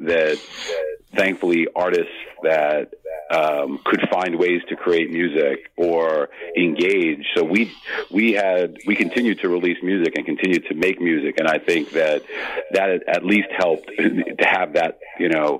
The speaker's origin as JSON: {"language": "English", "region": "New York", "country": "United States", "tie": "born or raised there", "moved": "as an adult", "lives_now": "New Jersey, United States", "said": "I'm from the New York area and grew up in New York and live in New Jersey"}